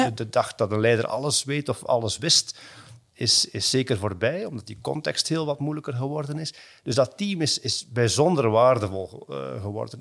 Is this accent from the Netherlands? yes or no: no; Belgium; also born or lived in Hong Kong; als Belg, als West-Europeaan